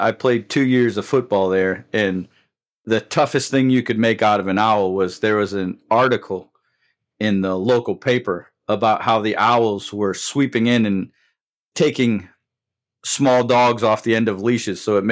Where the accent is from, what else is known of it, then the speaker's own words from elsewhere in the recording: Windsor, Connecticut, United States; moved away as an adult; also born or lived in Germany / Savannah, Georgia; I started my law enforcement career in my hometown of Windsor, Connecticut